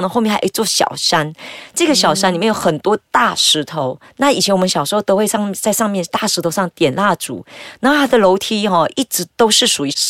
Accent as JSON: {"language": "Chinese", "town": "Bukit Mertajam", "region": "Penang", "country": "Malaysia", "tie": "born or raised there", "said": "我的家乡的话在北马一个叫大三角的地方。"}